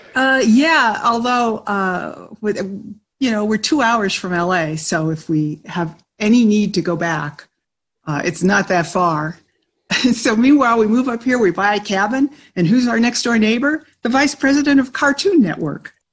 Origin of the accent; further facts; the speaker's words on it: Orange County, California, United States; I'm from the same hometown as uh, Steve Martin and Diane Keaton.